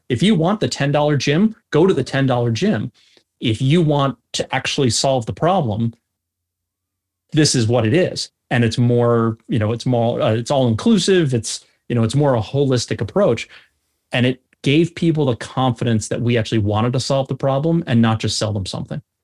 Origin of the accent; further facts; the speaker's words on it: North Shore of Long Island, New York, United States; moved away as an adult; also born or lived in Birmingham, Alabama; I grew up on the North Shore of Long Island